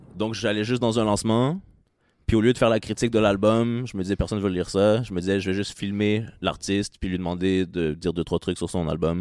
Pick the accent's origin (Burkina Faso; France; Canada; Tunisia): Canada; Trois-Rivières, Quebec; moved away as an adult; now in Montreal, Canada; j'ai grandi à Trois-Rivières